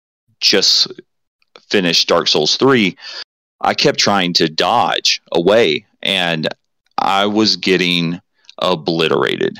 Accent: the South, United States; I'm from the South

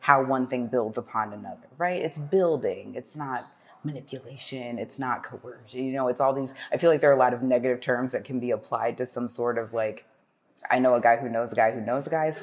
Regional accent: Ohio, United States; moved away; I am from Ohio originally, and I worked at our local Renaissance Festival for some years

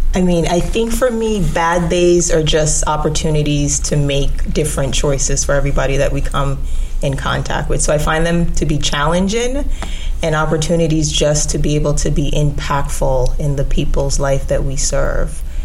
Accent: Jamaica; also born or lived in New York; now in Orlando, United States; So I'm originally from Jamaica.

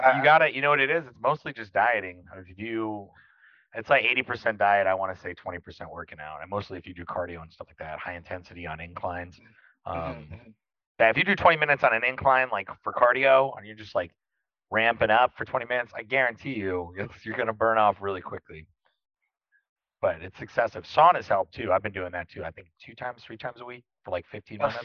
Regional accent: Florida, United States; moved away as an adult; now in Austin, United States; I'm from Florida. You know that. So I, I grew up in tropical beaches

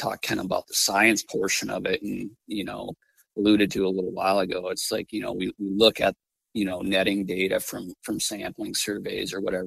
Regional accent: Glacial Lakes region, Northeast South Dakota, United States; moved away as an adult; now in Glasgow, Montana, United States; I grew up Northeast South Dakota, Glacial Lakes region

